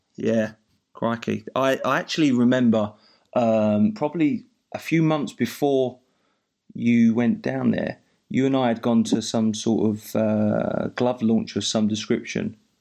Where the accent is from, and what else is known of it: Essex, East of England, United Kingdom; accent: Essex; now in Glasgow, United Kingdom